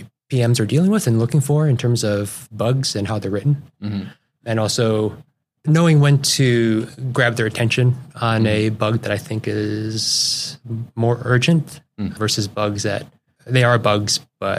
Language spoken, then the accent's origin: English; Everett, Washington, United States; I'm from the South Everett area. I went to high school there.